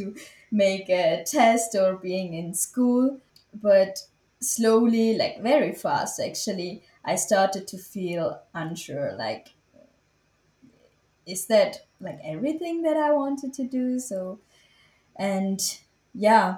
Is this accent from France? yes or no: no; Switzerland; I was born and raised in Switzerland, and my parents are Tamil